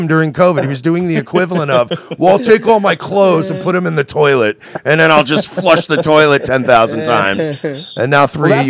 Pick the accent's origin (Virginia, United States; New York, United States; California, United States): New York, United States; now in Florida, United States; I'm from New York originally, and I grew up, like, in New York.